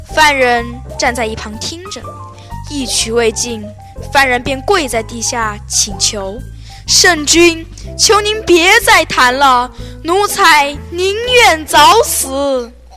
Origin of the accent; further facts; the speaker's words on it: Hunan, China; 我是来自湖南的